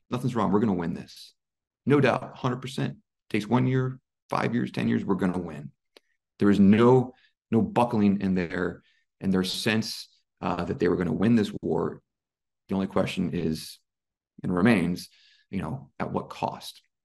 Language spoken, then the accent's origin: English; United States; moved away as an adult; now in Ukraine; as an American, you know, somebody from the United States